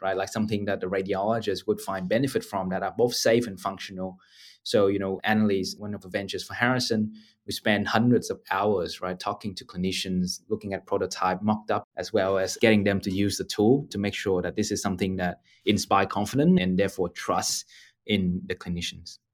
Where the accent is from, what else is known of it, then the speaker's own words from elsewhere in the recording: Ho Chi Minh City, Vietnam; now in Australia; I grew up in Ho Chi Minh City in Vietnam and had a fortunate opportunity to come to Australia